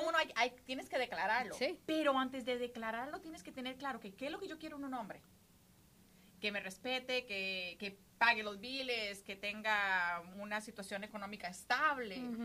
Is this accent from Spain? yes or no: no; Costa Rica; moved away as an adult; now in United States; vivo en Estados Unidos hace 22 años, llegué aquí cuando tenía 19 de Costa Rica.